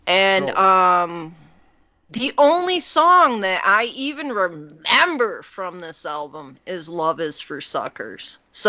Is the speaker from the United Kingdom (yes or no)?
no; Canada; also born or lived in United States; I grew up in Canada a little bit when I was a kid. I went to school in Canada. I lived between both countries. I have family in both countries.